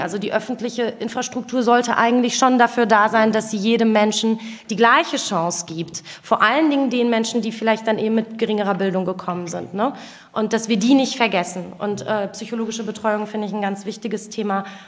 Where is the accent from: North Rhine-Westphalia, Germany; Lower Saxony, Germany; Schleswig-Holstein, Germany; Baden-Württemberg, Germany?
North Rhine-Westphalia, Germany; Wuppertal; moved away as an adult; now in Berlin, Germany; Ich bin in Wuppertal geboren